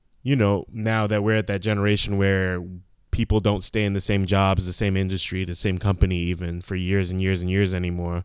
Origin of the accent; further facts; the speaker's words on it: New York, United States; growing up in New York.